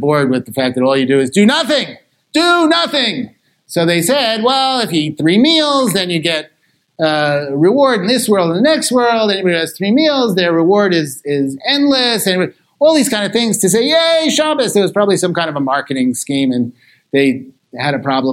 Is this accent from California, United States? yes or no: yes; Los Angeles, California, United States; I come from Los Angeles, which has the largest Eruv on the planet